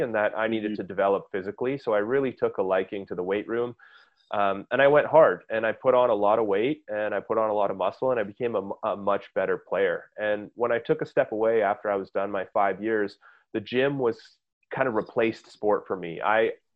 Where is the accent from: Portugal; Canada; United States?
Canada; as a Canadian in an environment where, you know, we get like 3 good months of summer a year.